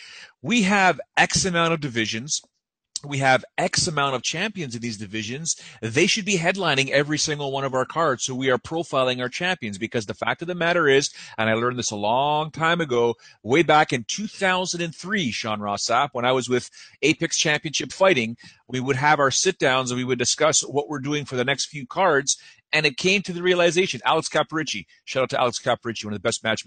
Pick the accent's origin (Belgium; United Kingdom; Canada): Canada; I'm from Canada